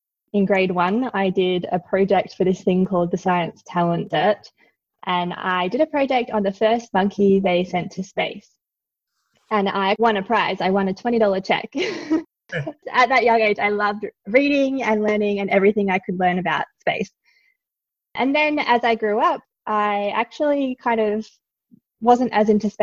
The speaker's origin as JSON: {"language": "English", "town": "Melbourne", "region": "Victoria", "country": "Australia", "tie": "born or raised there", "said": "I grew up in Melbourne, Australia, in the Dandenong Ranges."}